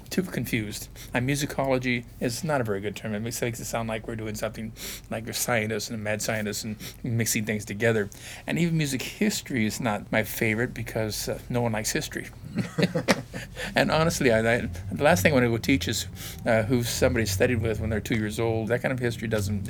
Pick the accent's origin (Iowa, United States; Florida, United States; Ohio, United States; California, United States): California, United States; Fullerton; moved away as an adult; also born or lived in Irvine / Berkeley; I'm from Fullerton